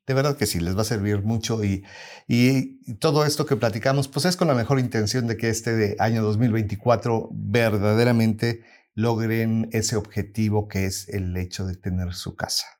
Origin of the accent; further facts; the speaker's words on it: Mexico; now in United States; somos nosotros como mexicanos y como latinos